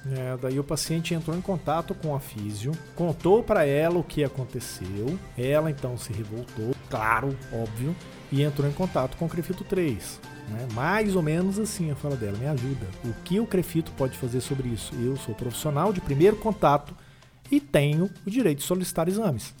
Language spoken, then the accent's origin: Portuguese; Brazil; A gente é brasileiro